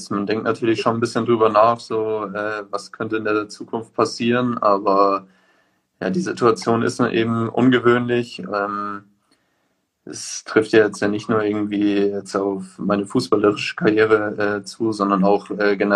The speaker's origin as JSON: {"language": "German", "town": "Munich", "region": "Bavaria", "country": "Germany", "tie": "born or raised there", "said": "aber ich bin auch äh, gebürtiger Münchner."}